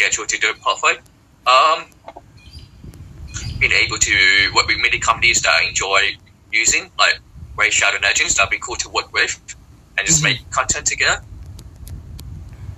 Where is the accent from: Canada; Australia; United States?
Australia; accent: a bit Pommy, a little bit Singaporean; I'm half Singaporean and half British, but I'm born in Australia